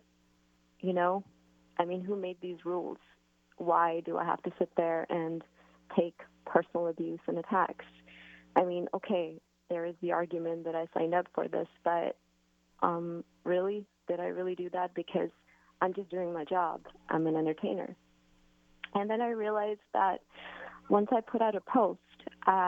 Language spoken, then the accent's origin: English; Canada; I've been brought up with a lot of freedom from my parents and being Canadian